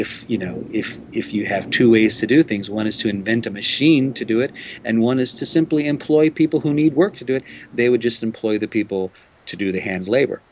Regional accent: New Orleans, Louisiana, United States; now in Japan; I grew up in New Orleans in the United States

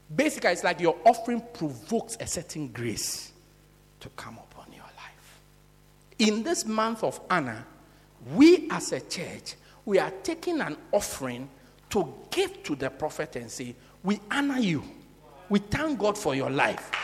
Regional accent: South Africa; From South Africa

